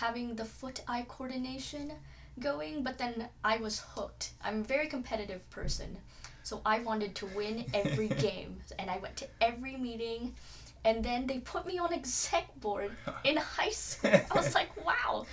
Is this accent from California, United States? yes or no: no; Kansas, United States; also born or lived in Philippines; I was born and raised in the Philippines, moved here around when I was 7 years old, and ever since then I've been here in the lovely state of Kansas